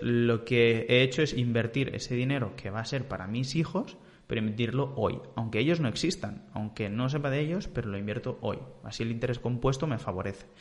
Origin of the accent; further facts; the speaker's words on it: Vilanova i la Geltrú, Catalonia, Spain; de Vilanova, de ahí de, de donde soy